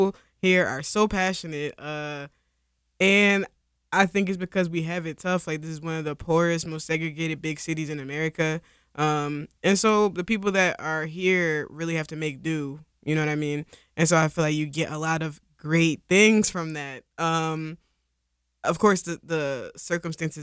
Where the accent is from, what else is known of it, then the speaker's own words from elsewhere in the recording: Philadelphia, Pennsylvania, United States; I grew up here, I'm from North Philly.